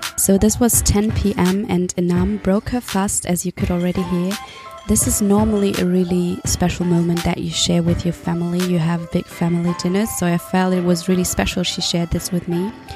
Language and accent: English; Germany; I am also in Berlin because I'm from Germany